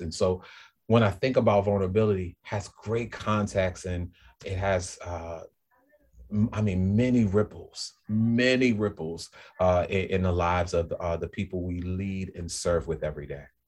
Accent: New Orleans, Louisiana, United States; moved away as an adult; also born or lived in Greater Boston area; now in Boston, United States; I'm from New Orleans, so I'm a New Orleanian

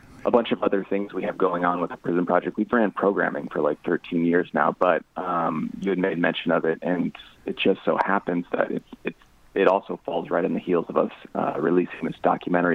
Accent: Davenport, Iowa, United States; moved away as an adult; now in Los Angeles, United States; I'm from the Midwest, from the Quad City area, Davenport, Iowa

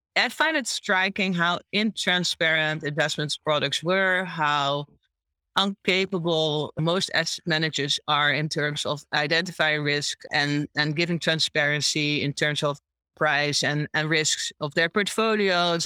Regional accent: Curaçao; moved away as an adult; also born or lived in Chicago, United States; now in Amsterdam, Netherlands; I grew up on uh, in the Dutch Caribbean on a small island called Curacao, and I moved to the Netherlands when I was 19

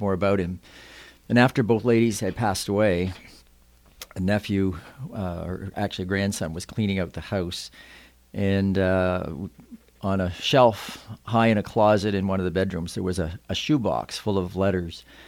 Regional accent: Yarmouth, Nova Scotia, Canada; I grew up on the Wyman Road just outside of town

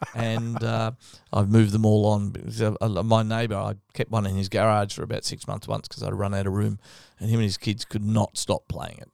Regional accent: Victoria, Australia; I grew up in Victoria

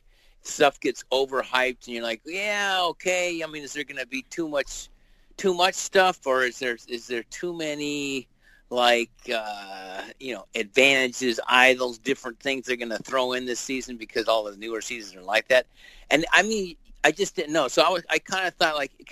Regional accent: United States; also born or lived in Bellingham, Washington; I grew up near Canada.

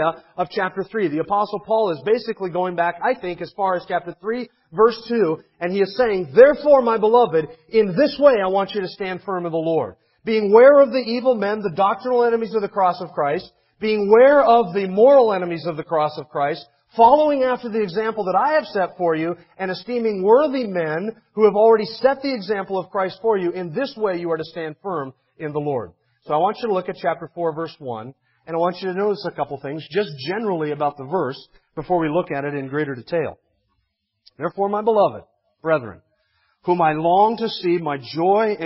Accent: United States; I'm an American

